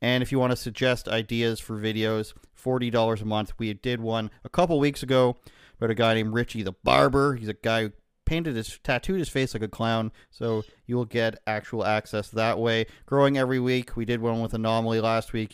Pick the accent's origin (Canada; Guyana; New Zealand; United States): Canada; I'm Canadian